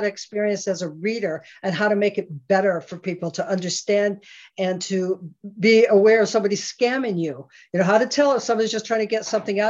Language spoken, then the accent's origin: English; Scotland, United Kingdom; now in United States; I'm Scottish, I'm an immigrant to the United States